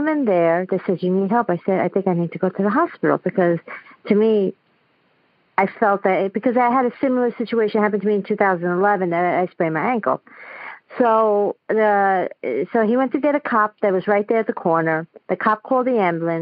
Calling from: New York City, New York, United States; I'm calling from Queens, New York

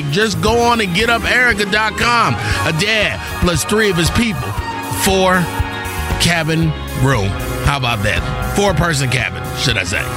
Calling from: Washington, District of Columbia, United States; I'm calling from Washington, D.C.

